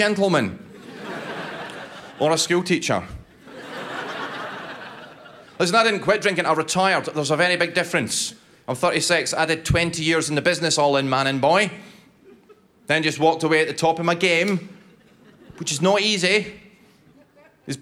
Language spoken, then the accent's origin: English; Scotland, United Kingdom; I'm Scottish